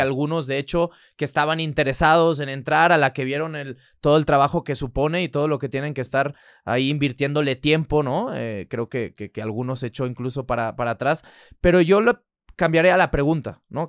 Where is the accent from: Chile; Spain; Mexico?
Spain; Barcelona, Catalonia; moved away as an adult; Yo soy nacido allá, soy nacido en Barcelona